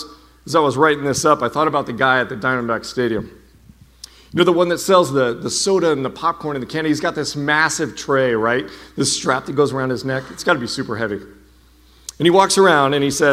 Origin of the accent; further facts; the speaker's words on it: Lake Havasu City, Arizona, United States; when I grew up in Lake Havasu